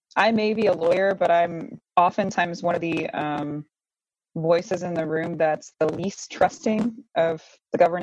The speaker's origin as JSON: {"language": "English", "town": "International Falls", "region": "Minnesota", "country": "United States", "tie": "born or raised there", "said": "I was born and raised just outside of International Falls, Minnesota. And I'm calling in from northern Minnesota"}